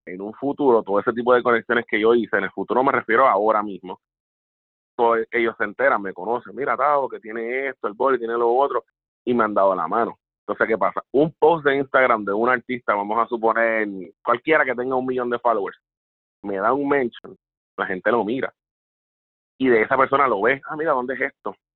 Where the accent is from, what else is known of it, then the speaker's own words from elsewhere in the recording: Puerto Rico; moved away as an adult; now in South Florida, United States; regresar a la isla